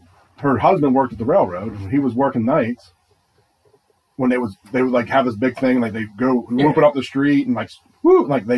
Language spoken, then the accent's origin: English; Duncansville, Pennsylvania, United States; I've been up in the woods where I grew up in Duncansville, up on the hill.